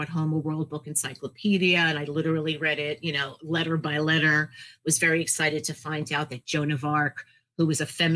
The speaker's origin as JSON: {"language": "English", "town": "New York City", "region": "New York", "country": "United States", "tie": "born or raised there", "said": "I'm a New Yorker, born and raised New Yorker in Queens"}